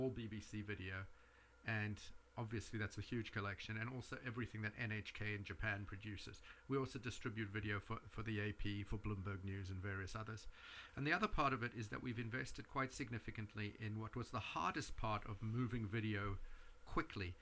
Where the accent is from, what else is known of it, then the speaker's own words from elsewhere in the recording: South Africa; now in New York, United States; I grew up in South Africa, so I'm very connected with that part of the world